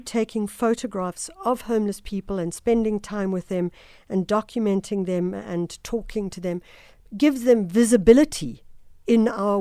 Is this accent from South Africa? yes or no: yes; Durban, KwaZulu-Natal, South Africa; moved away; Durban, my hometown